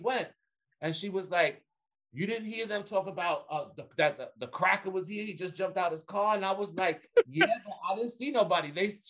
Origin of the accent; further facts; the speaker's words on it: New York, United States; I'm from New York